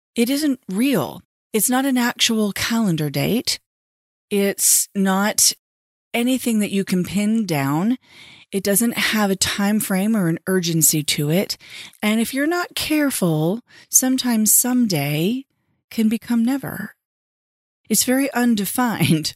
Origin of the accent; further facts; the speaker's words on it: Southern California, United States; I grew up in Southern California